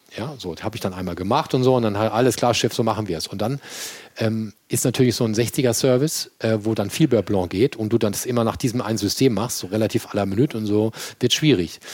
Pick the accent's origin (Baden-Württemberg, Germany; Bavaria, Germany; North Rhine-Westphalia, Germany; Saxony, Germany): Baden-Württemberg, Germany; Mannheim; accent: Kurpfälzer Dialekt; now in Hamburg, Germany; ich bin ein gebürtiger Mannheimer und tief im Herzen bin ich Kurpfälzer